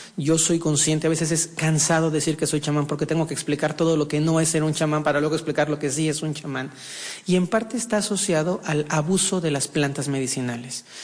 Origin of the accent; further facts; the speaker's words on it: Mexico; Nací en un país, en México, siendo con una abuela profundamente religiosa